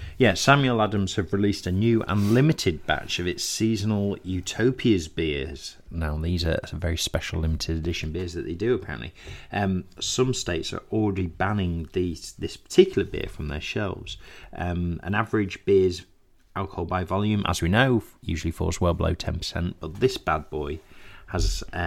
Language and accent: English; United Kingdom; we're British